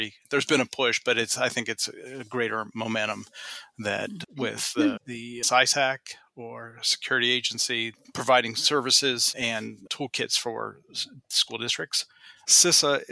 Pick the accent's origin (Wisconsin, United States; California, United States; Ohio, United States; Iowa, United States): Ohio, United States; Northeast; now in Columbus, United States; where I grew up in Northeast Ohio